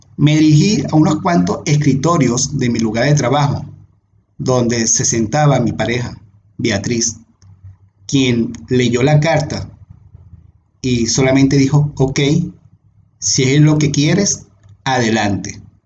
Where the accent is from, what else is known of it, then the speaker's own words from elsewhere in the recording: Venezuela; moved away as an adult; also born or lived in Panama City, Panama; me tenía obviamente atado a mi bello país, a mi bella Venezuela.